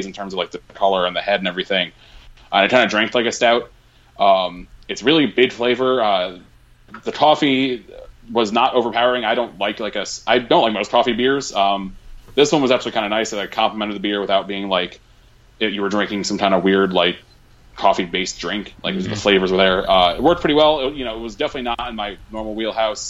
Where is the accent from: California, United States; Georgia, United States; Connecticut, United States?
Connecticut, United States; towards; one of my favorite breweries from towards my hometown